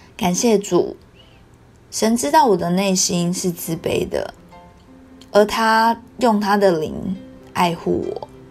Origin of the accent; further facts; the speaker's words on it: Taiwan; 还记得我小时候，九二一地震之后，台湾时常有地震的发生